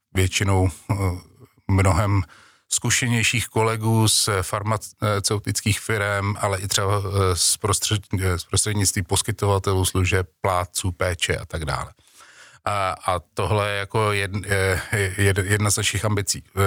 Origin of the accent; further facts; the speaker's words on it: Czechia; Češi jako, jako Češi máme národní sport